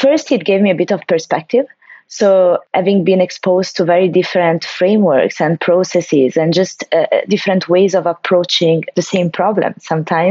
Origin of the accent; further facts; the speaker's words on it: Perugia, Umbria, Italy; moved away as an adult; also born or lived in Milan; I'm from Italy, from a city, a town of the central part of Italy, Perugia, and I grew up there.